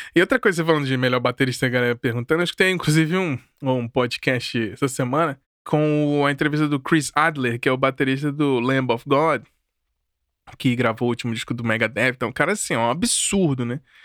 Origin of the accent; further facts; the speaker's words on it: Brasília, Federal District, Brazil; eu cresci dentro de um movimento em Brasília